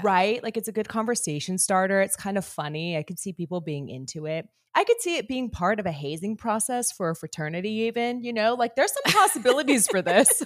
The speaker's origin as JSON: {"language": "English", "region": "Northern California", "country": "United States", "tie": "born or raised there", "said": "I grew up in Northern California"}